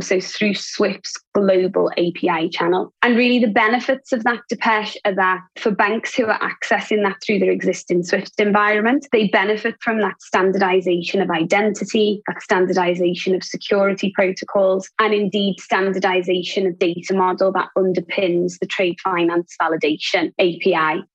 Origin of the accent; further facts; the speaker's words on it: Liverpool, North West England, United Kingdom; also born or lived in Asia Pacific; now in Singapore; I was born in Liverpool.